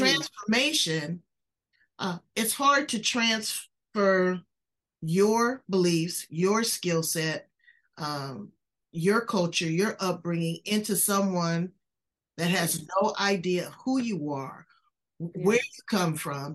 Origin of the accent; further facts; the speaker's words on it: California, United States; I'm from California